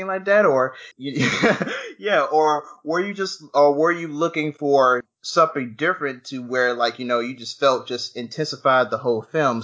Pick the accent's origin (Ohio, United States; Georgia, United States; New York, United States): Georgia, United States; moved away; I come from Georgia